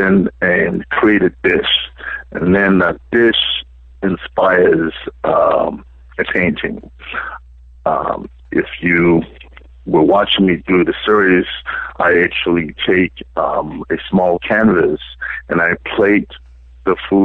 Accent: South Africa; moved away as an adult; now in United States; I grew up in South Africa. I was born and brought up in South Africa

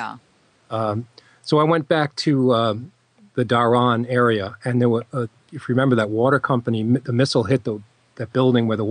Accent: United States; I was from America

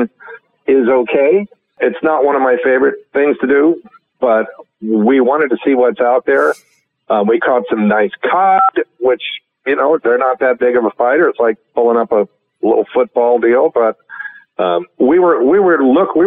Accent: Northern California, United States; I'm from Northern California. I'm from the other California

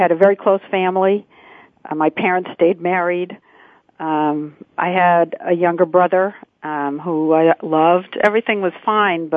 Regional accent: Swampscott, Massachusetts, United States; moved away; also born or lived in Lynn, Massachusetts; I was born in Lynn, Massachusetts, but I grew up in Swampscott, Massachusetts, which was right next door

